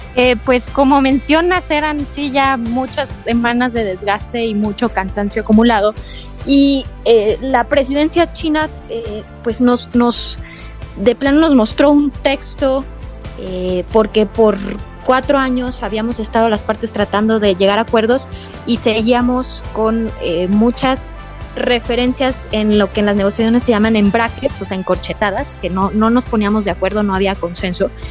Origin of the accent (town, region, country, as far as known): Mexico